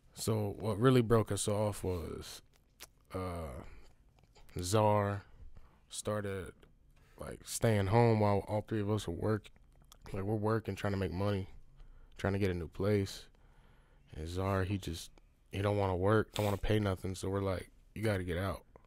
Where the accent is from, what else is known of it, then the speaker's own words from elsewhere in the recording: Houston, Texas, United States; moved away; also born or lived in Emporia, Kansas; I'm born in Emporia, Kansas, but I grew up in Texas